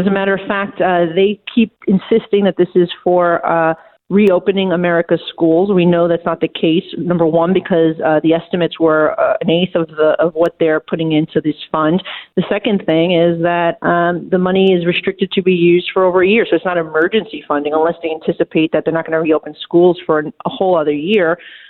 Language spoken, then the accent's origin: English; New York City, New York, United States; And as a New Yorker, I can say, look, of course, I want my city and state to have money